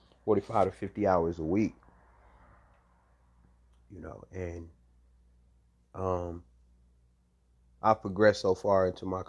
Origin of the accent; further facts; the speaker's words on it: Cleveland, Ohio, United States; now in South Carolina, United States; I'm from Cleveland, Ohio.